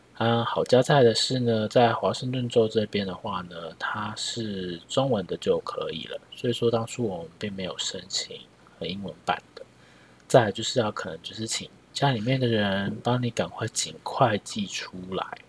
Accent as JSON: {"language": "Chinese", "country": "Taiwan", "said": "我们是台湾人"}